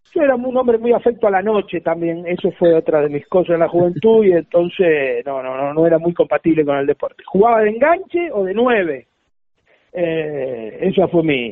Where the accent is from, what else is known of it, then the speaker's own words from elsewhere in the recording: Máximo Paz, Santa Fe, Argentina; yo nací en Máximo Paz.